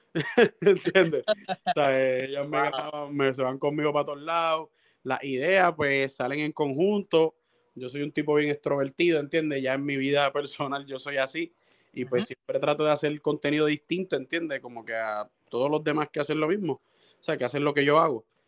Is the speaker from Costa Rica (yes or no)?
no; Cataño, Puerto Rico; now in Guaynabo, Puerto Rico; mis negocios son en Cataño también, yo vivo cerca, vivo en Guaynabo, pero vivo ahí cerca en Cataño también, ese es mi pueblo.